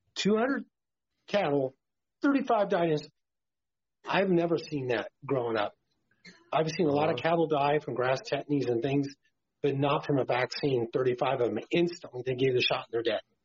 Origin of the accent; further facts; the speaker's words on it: Martinez, California, United States; I grew up on a cattle ranch in California in the Bay Area, about 30 miles west of San Francisco in the Contra Costa County in the hills around Martinez, California